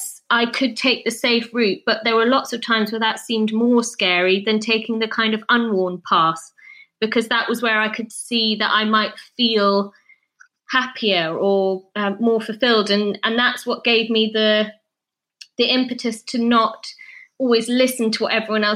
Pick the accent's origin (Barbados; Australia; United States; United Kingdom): United Kingdom; Scotland; where I was brought up in Scotland.